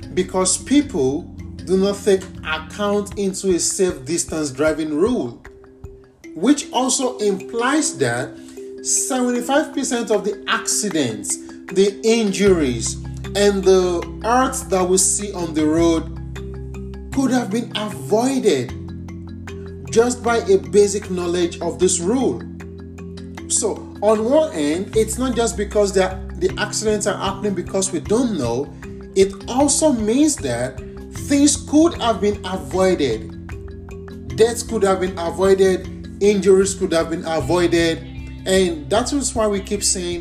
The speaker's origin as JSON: {"language": "English", "country": "Nigeria", "moved": "as an adult", "said": "I'm from Nigeria, and that's a country in the West African continent."}